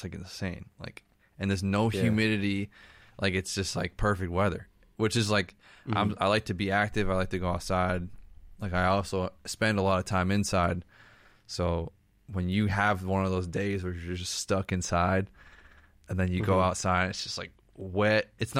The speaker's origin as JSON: {"language": "English", "town": "Boston", "region": "Massachusetts", "country": "United States", "tie": "born or raised there", "said": "because I grew up in Boston, it's just like you can just understand it a lot more."}